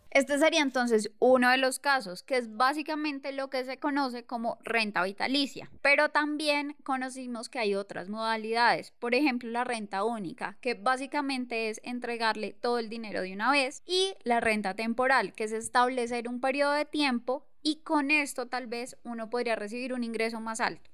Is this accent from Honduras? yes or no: no; Colombia; como buenos colombianos